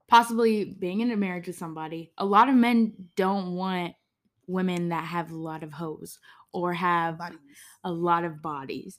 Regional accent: Georgia, United States; it's in my home state. It's in Atlanta.

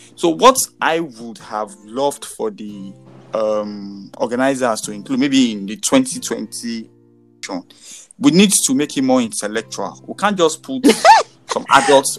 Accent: Nigeria; being a Nigerian

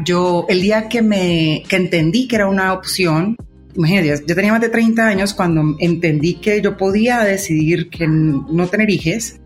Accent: Colombia; accent: Colombian; yo soy colombiana, de pronto ya se habrán dado cuenta por el acento. Vivo en Colombia.

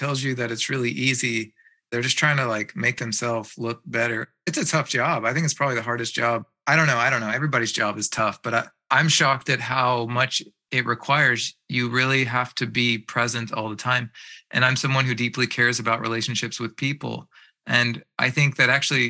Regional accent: East Coast, United States; moved away as an adult; now in Bay Area, United States; I was from the East Coast.

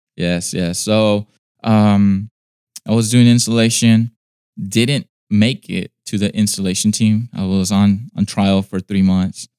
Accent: Inglewood, California, United States; I was born in California in uh, the city of Inglewood in LA County

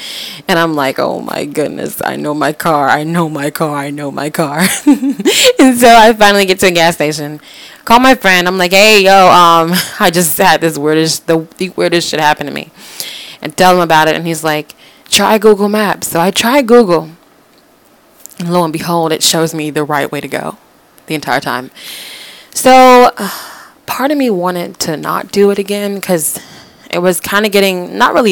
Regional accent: Florida, United States; moved away as an adult; now in West Virginia, United States; I'm from Florida

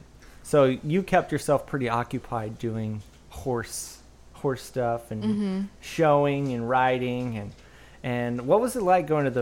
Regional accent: Woodland, California, United States; I grew up in Woodland, which is maybe like an hour away or less

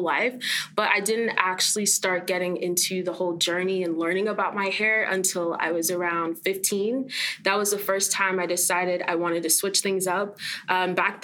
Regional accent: Fort Lauderdale, Florida, United States; also born or lived in Jamaica (family); I'm from Fort Lauderdale, Florida

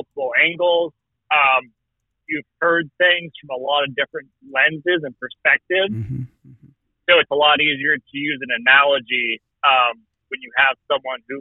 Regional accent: Morro Bay, California, United States; I grew up in Morro Bay, so in a smallish community

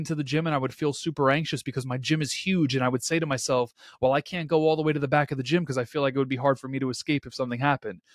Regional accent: New York City, New York, United States; born and rains, raised in Queens, New York

